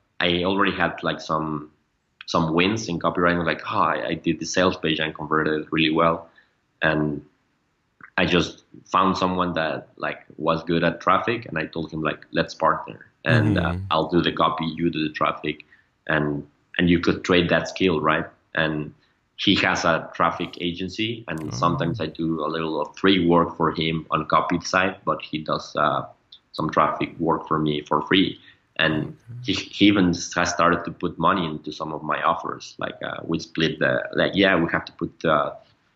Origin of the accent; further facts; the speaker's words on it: Mexico; we are from Mexico